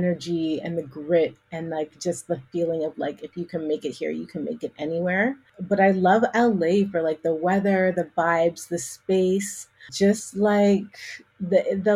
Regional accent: Calgary, Alberta, Canada; now in Toronto, Canada; I was born in Toronto, and that's where I live. But my hometown where I grew up is a place called Calgary, Alberta.

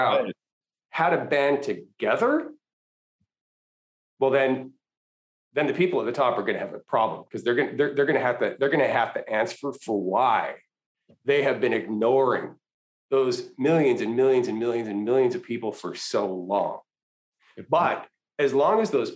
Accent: Canada; moved away as an adult; now in United States; I was born in Canada, raised in Canada, went to undergrad in Canada

